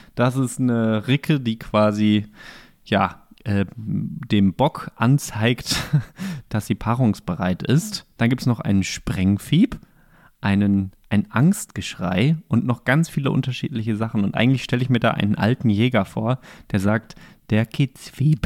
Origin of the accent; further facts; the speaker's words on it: Bochum, North Rhine-Westphalia, Germany; now in Greifswald, Germany; in Bochum, wo ich herkomme